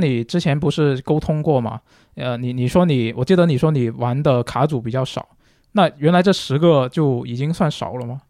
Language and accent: Chinese; Guangzhou, Guangdong, China; 我是广州人嘛，然后，呃，小时候基本上就是看电视看的都是香港那边的电视台